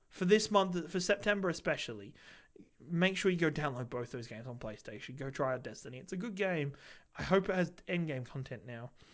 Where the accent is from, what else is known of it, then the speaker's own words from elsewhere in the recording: England, United Kingdom; now in Australia; I'm English